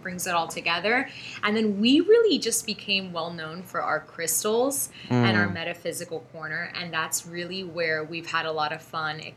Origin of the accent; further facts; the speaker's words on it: Miami, Florida, United States; We grew up in Miami, so we are Miami natives. We grew up in the area of Coral Gables.